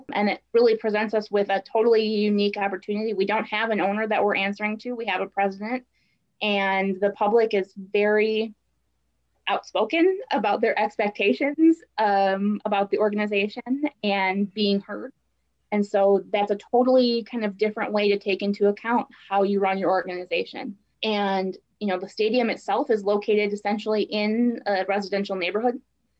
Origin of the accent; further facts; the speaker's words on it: Milwaukee, Wisconsin, United States; now in Green Bay, United States; I grew up in Milwaukee, which is the largest city in the state